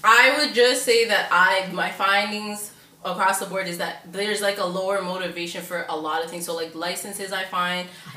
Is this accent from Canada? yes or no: yes; Toronto, Ontario, Canada; I grew up in York between North York